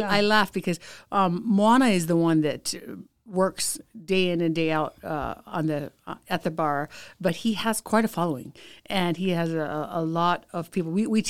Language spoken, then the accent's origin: English; Hawaii, United States; moved away; also born or lived in Utah; We've been back and forth between Hawaii and here. So this is definitely our second home.